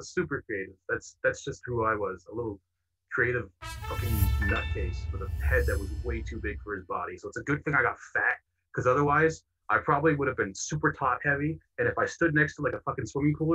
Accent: Canada; I'm from Canada, where it's always cold

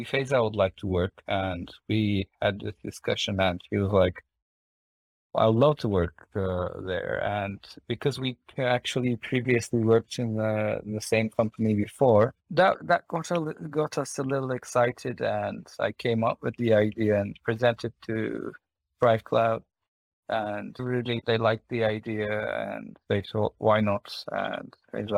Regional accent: Kars, Kars Province, Turkey; moved away as an adult; also born or lived in Istanbul; now in Netherlands; we decided to move to my hometown, Kars.

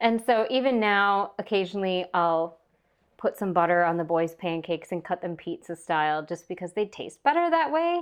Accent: Minnesota, United States; I grew up on a small hobby farm in Minnesota.

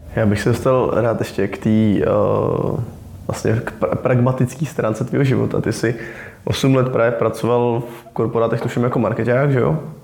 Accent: Czechia; jako Češi

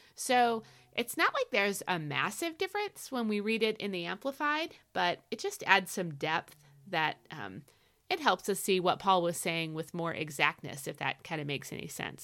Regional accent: United States; I'm an American

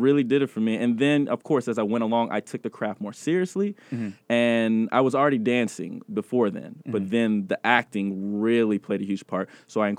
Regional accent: Germany; I'm a military child, so I was born in Germany, and I lived there 20 years.

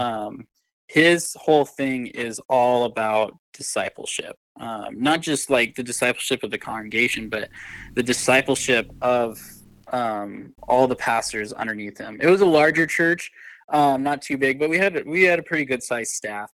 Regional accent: Rapid City, South Dakota, United States; the church I grew up in Rap City

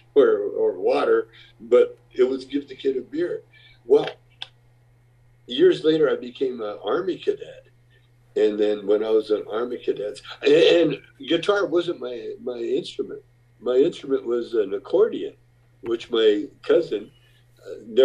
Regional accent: Calgary, Alberta, Canada; I grew up in Calgary, Alberta, Canada

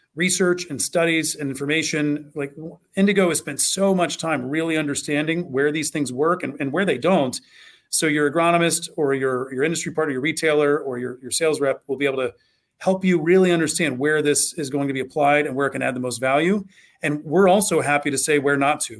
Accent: Southwest Ohio, United States; also born or lived in Kentucky; I grew up in Southwest Ohio.

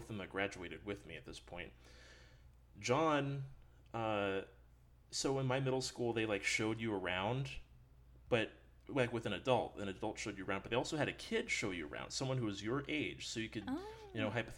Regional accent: Red Wing, Minnesota, United States; moved away; also born or lived in Denton, Texas; So I'm from Minnesota, from up north. Born in Red Wing.

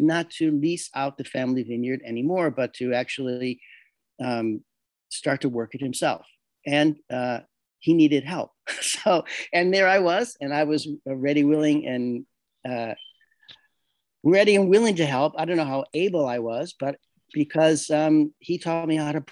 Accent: Chicago, Illinois, United States; also born or lived in New York City, United States; now in Castiglione Falletto, Italy; Being a New Yorker, I was born in Chicago. I lived most of my adult life in New York City

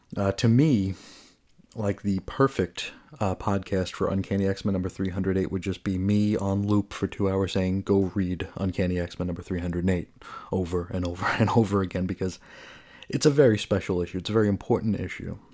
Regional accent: New York, United States; also born or lived in Oakdale, Long Island; as a New Yorker

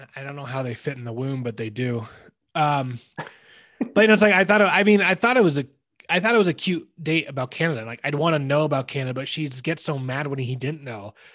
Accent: California, United States; now in Denver, United States; we grew up you and I grew up in California

